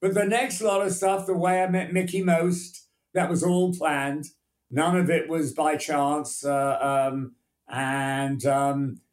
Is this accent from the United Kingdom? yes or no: yes; England, United Kingdom; also born or lived in United States; I always felt I was English